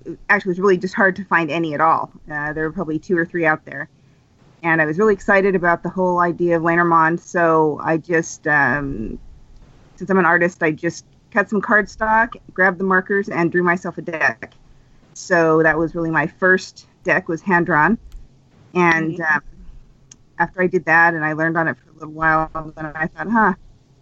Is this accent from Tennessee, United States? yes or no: no; Utah, United States; I'm from Utah, and it's super religious there